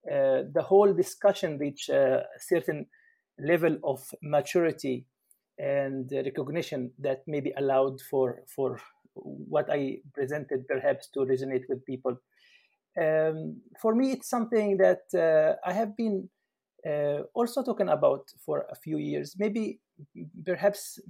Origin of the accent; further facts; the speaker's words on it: Palestine; moved away as an adult; now in Germany; I'm from Palestine, from the Middle East, and currently in Germany.